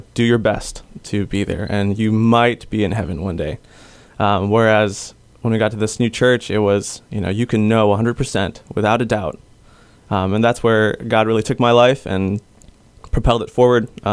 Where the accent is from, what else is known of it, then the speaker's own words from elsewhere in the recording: Detroit, Michigan, United States; now in Guam; I grew up in Michigan, Detroit, Michigan area. So even though I'm Filipino, I did not grow up here